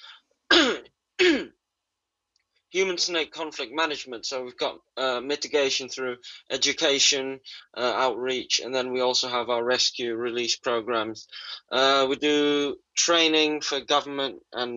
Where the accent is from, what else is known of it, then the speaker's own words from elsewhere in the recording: Jakarta, Indonesia; I was born in Jakarta, Indonesia's capital city. And I grew up in North